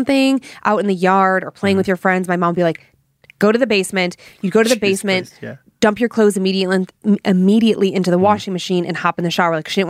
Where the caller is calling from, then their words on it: Denver, Colorado, United States; Okay. Hello, Dan and Lindsay and the rest of the staff at Scared to Death. … I'm from Denver, Colorado.